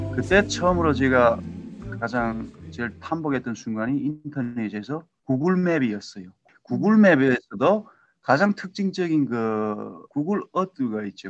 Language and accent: Korean; North Korea; moved away as an adult; also born or lived in Seattle area, United States; now in Seattle, United States; 시애틀 근교에 살고 있는 탈북민입니다.